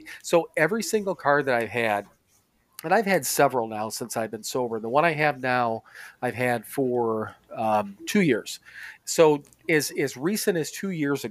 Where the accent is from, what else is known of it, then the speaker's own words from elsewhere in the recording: Wisconsin, United States; moved away; from Wisconsin